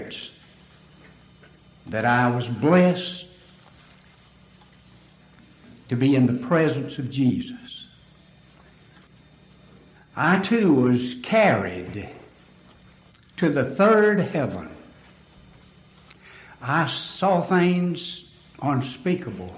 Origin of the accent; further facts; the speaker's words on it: Alabama, United States; I'm from Alabama because of my voice and language